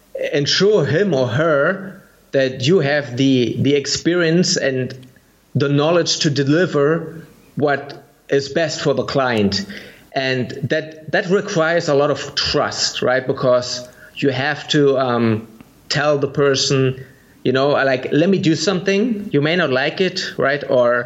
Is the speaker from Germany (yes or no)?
yes; Germany; English is a second language; because I'm from Germany and you're from the US